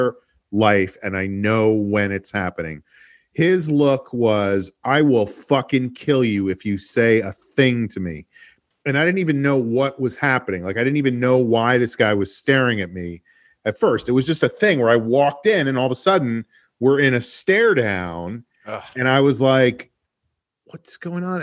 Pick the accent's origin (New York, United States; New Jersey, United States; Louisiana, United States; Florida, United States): New York, United States; moved away; I am from New York